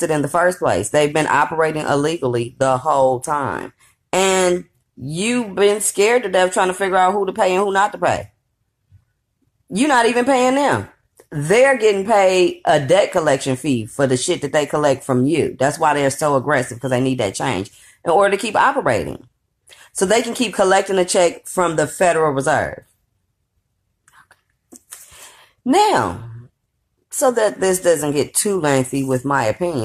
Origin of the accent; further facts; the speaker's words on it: California, United States; I grew up in California